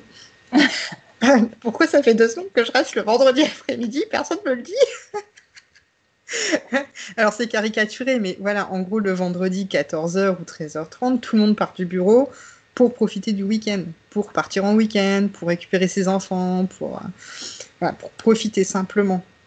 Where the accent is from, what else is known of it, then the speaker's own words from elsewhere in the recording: the North, Hauts-de-France, France; moved away as an adult; also born or lived in Paris, France; now in Vienna, Austria; je viens du Nord. donc, je comprends le ch'ti